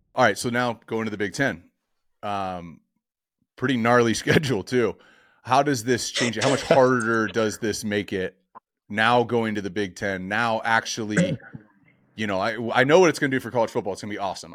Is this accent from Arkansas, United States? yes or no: no; Orange County, California, United States; growing up in Orange County playing quarterback